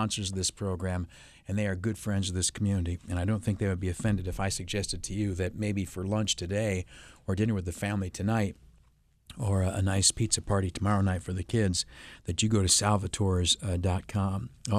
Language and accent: English; New York, United States; Where I grew up in the Southern Tier, the Southern Tier of New York is the northern fringe of Appalachia, right?